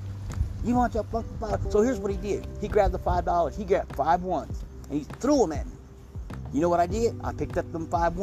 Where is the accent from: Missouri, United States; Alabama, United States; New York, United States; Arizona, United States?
Missouri, United States; I'm from Missouri